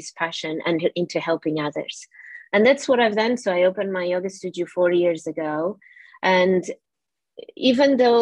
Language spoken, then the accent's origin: English; Portugal; English is a second language; moved away as an adult; now in United Kingdom; I'm originally from Portugal and I came to the UK when I was 23